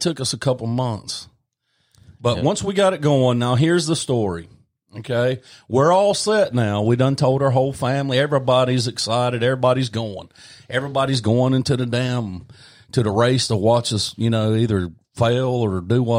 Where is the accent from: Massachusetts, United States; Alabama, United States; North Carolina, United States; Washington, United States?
North Carolina, United States; Belmont; Yeah, and Linda's Tax Service in North, by God, Belmont, North Carolina. {S1} Yep. {S2} My hometown.